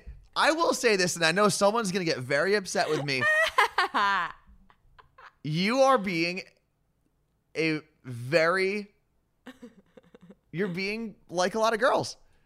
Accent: New York, United States; now in Seattle, United States; Acknowledging that I'm from New York somehow.

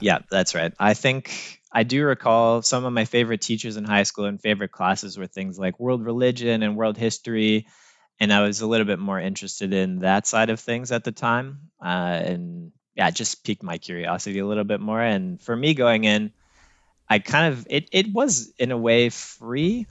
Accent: North Bay, Ontario, Canada; moved away as an adult; also born or lived in Ottawa / Toronto; I grew up just outside of North Bay, Ontario

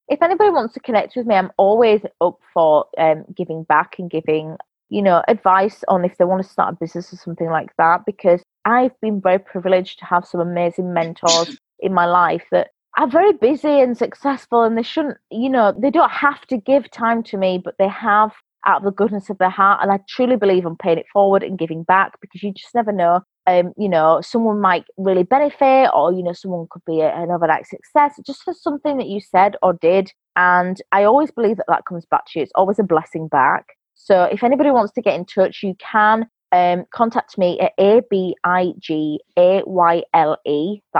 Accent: England, United Kingdom; born there; Obviously, I'm English, half English, born here.

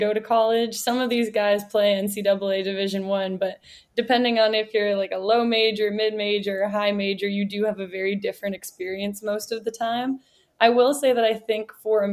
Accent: Canada; I am Canadian

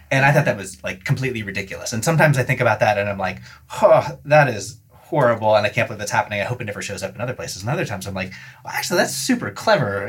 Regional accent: West Coast, United States; I, I, grew up on the West Coast

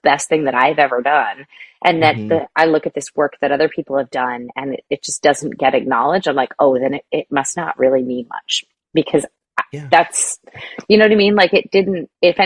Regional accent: Hopewell Junction, New York, United States; moved away; Hopewell Junction, New York.

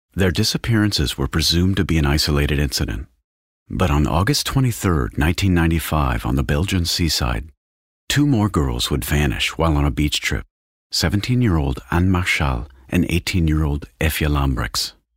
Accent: Texas, United States; moved away; I'm originally from Texas, where you can drive for two straight days without much of a change in culture or scenery

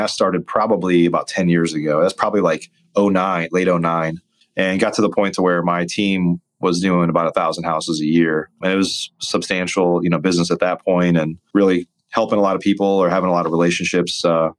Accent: Midwest, United States; I grew up watching This Old House, and I grew up in the Midwest.

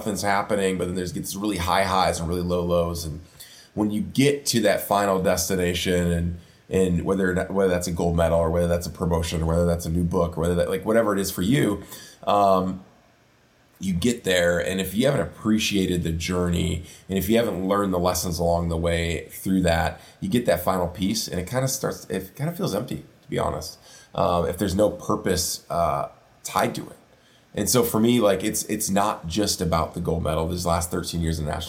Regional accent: Prairie du Chien, Wisconsin, United States; my hometown of Prairie du Chien, Wisconsin, which is a river town bordering Iowa on the Mississippi River

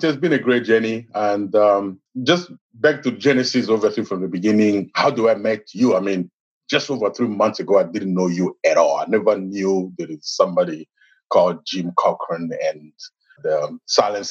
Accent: DR Congo; moved away as an adult; now in United States; I am originally from Congo, Democratic Republic of Congo in Africa. I came in the United States in 2011, about 8 years ago

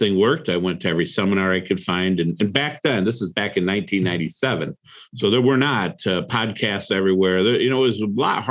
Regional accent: Toledo, Ohio, United States; also born or lived in Cleveland, Ohio; I grew up in Toledo, Ohio. Moved to Cleveland

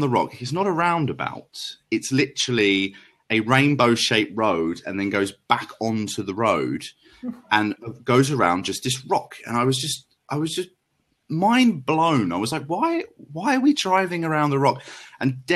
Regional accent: London, United Kingdom; I'm from London.

